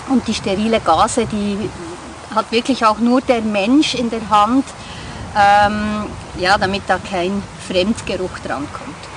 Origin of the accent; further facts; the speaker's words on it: Bern, Switzerland; ich komme aus dem Kanton Bern in der Westschweiz.